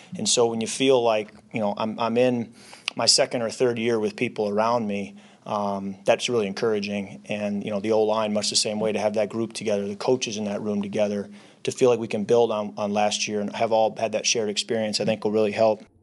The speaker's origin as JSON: {"language": "English", "town": "Holland", "region": "Michigan", "country": "United States", "tie": "born or raised there", "moved": "yes", "said": "our paper in my hometown"}